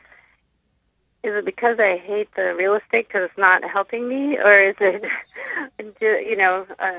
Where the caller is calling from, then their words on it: Lomita, California, United States; It's Lomita, the little city in the Los Angeles area.